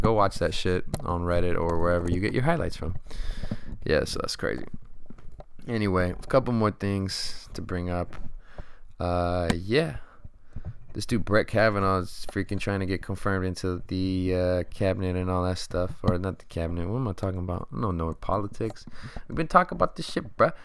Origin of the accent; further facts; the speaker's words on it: United States; 'Cause I'm American.